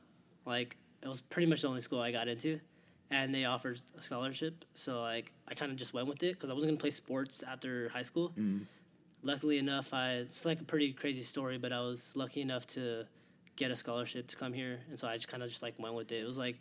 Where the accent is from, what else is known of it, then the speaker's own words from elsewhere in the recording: Hawaiian Gardens, California, United States; moved away as an adult; I'm from California, so I'm from LA, the LA area. I'm from, like, actually, technically, I'm from the smallest city in the LA county. Mm-hmm. From Hawaiian Gardens, California, but it's, like, right next to Long Beach